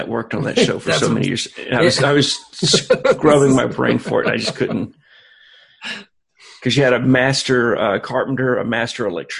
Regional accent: Boston, Massachusetts, United States; Oh yeah, I am from South Side of Boston.

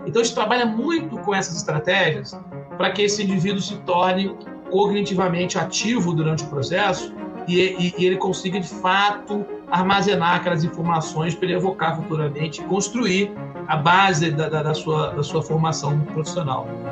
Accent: Campos dos Goytacazes, Rio de Janeiro, Brazil; eu sou natural de Campos, Goitacazes, uma cidade interior aqui do Rio

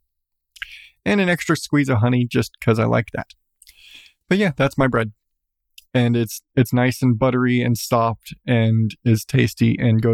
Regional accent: United States; I'm American

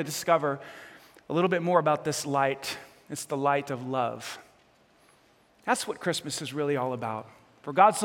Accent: New York City, New York, United States; moved away; I grew up in New York City.

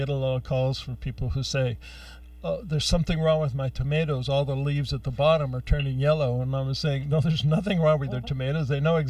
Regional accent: Youngstown, Ohio, United States; I grew up in Youngstown, Ohio. And that was, you know, the rust bucket between Cleveland, Youngstown, Pittsburgh.

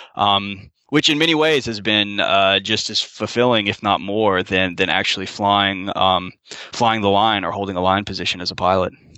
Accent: Florida, United States; moved away as an adult; also born or lived in Grand Forks, North Dakota; born and raised in Florida

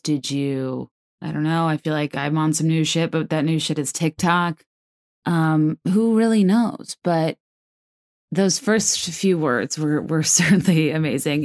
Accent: East Coast, United States; I'm from the East Coast.

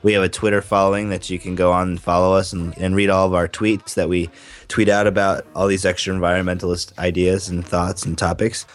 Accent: United States; I feel bad being an American

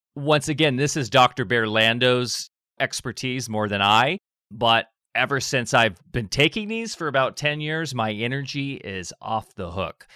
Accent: Orange County, Southern California, United States; born or raised there; moved away as an adult; also born or lived in Redondo Beach, California; now in Del Norte County, United States

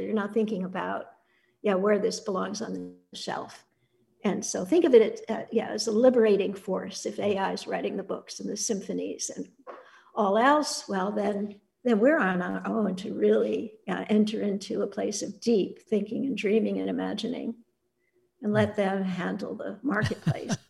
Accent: Annandale-on-Hudson, New York, United States; I grew up on Bard College campus, this very small, wonderful, intimate place then, it's still wonderful, but we were an intimate community. It was very tribal, um, very close to the woods along the Hudson River

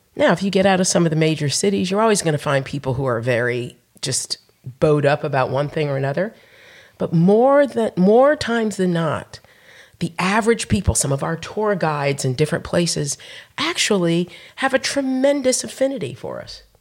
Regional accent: Montclair, New Jersey, United States; also born or lived in Madison, Alabama; now in Huntsville, United States; I was born and raised in Montclair, New Jersey, which is about forty miles west of Manhattan

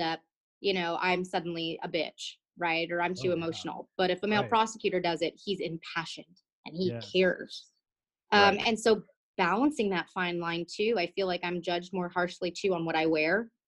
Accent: Austin, Texas, United States; I'm from Austin

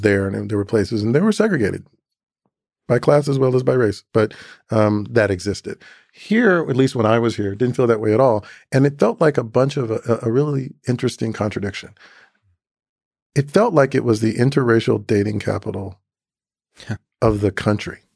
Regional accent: Atlanta, Georgia, United States; moved away as an adult; also born or lived in Chattanooga, Tennessee / Boston; my earliest memories arriving in Atlanta in a moving truck at the age of three and a half

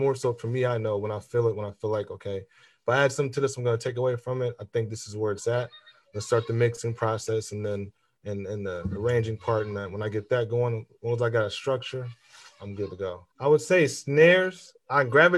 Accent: Fort Wayne, Indiana, United States; also born or lived in St. Paul, Minnesota; I'm from Fort Wayne, Indiana. Was born there, raised between St. Paul, Minnesota, and Fort Wayne, Indiana.

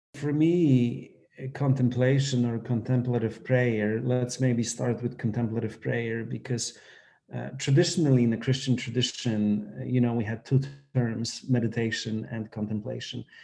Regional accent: Poland; moved away; I grew up in Poland

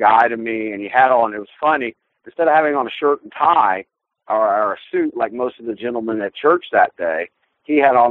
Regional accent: South Carolina, United States; South Carolina

